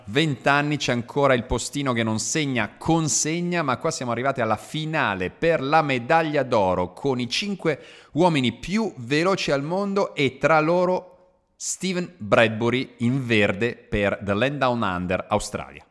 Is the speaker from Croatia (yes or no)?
yes; Croatia; io sono slavo, io sono croato